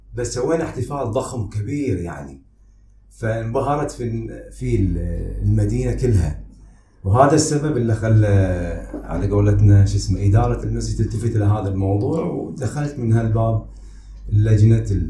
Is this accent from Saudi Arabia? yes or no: no; Manama, Capital Governorate, Bahrain; now in Madinat Hamad, Bahrain; قريتي خب خب هي كانت الأصل في التربية وكذا وحضوري هناك كان لأن احنا أولاد المنامة